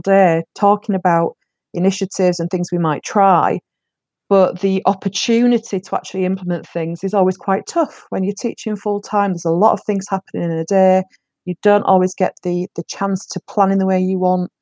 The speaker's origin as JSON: {"language": "English", "region": "England", "country": "United Kingdom", "tie": "born or raised there", "also_born_or_lived": "Leeds", "moved": "as an adult", "said": "worked in my hometown for about the first 3 years of my career before I moved over to Leeds, which is a city in the north of England, and kind of moved from the coastal town to the inner city"}